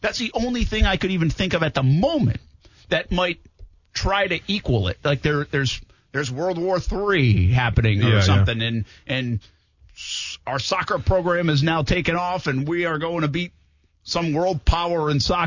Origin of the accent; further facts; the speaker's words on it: Rhode Island, United States; I'm from Rhode Island